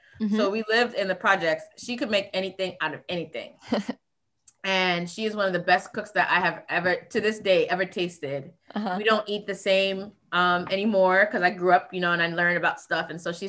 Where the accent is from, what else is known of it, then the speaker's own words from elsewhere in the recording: Florida, United States; also born or lived in Virgin Islands; I grew up in South Florida and in the Virgin Islands.